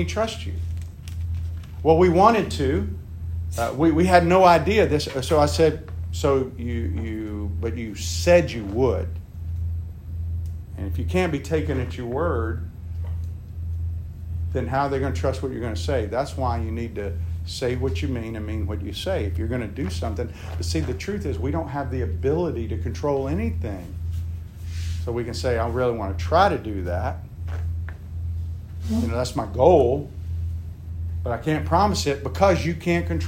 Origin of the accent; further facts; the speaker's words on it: United States; as American men